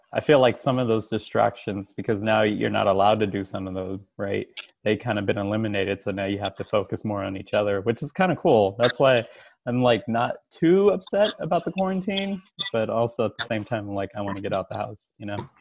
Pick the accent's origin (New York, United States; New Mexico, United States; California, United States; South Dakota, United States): California, United States; Bay Area; also born or lived in Richmond, California; now in Davis, United States; Grew up in the Bay Area. I lived out in Richmond. Right now I'm living out in Davis